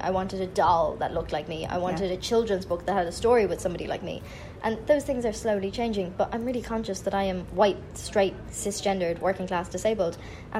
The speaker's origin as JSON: {"language": "English", "country": "Ireland", "tie": "born or raised there", "said": "growing up in Ireland, my only access to these people was through magazines or through television."}